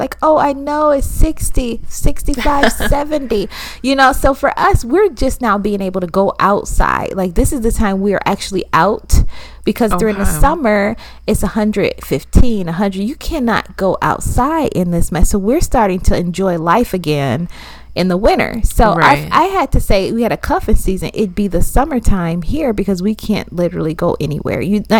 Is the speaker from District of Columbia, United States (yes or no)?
no; Minnesota, United States; Yes, I'm from Minnesota. Okay, so we know cold in Minnesota.